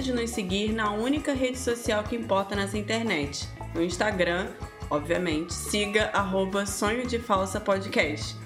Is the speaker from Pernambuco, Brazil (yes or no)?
no; Rio de Janeiro, Brazil; moved away as an adult; now in Hamburg, Germany; Aí eu, não, Rio.